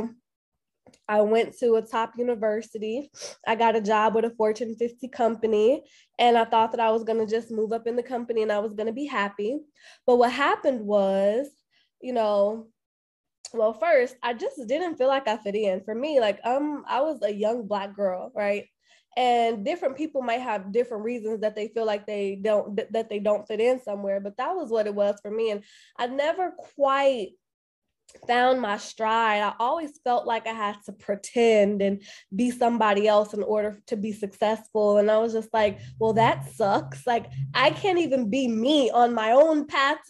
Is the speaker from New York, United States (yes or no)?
no; Chicago, Illinois, United States; moved away as an adult; now in Atlanta, United States; I am originally from Chicago. So I was born and raised on the south side of Chicago